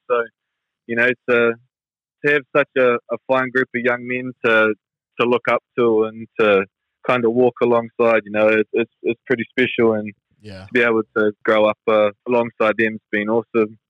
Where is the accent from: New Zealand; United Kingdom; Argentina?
New Zealand; growing up in New Zealand